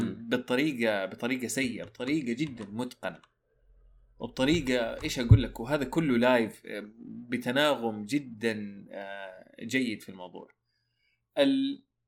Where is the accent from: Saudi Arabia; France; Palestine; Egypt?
Saudi Arabia; عندنا في السعودية